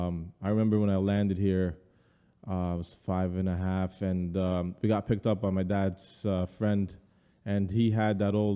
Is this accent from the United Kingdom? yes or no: no; Beirut, Beirut Governorate, Lebanon; born or raised there; now in United States